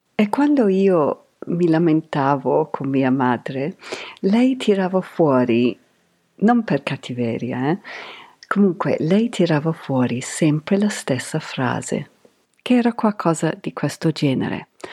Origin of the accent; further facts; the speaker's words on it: Canterbury, South East England, United Kingdom; Italian is a second language; moved away; Io sono cresciuta in Canterbury Kent, in Inghilterra, negli anni Ottanta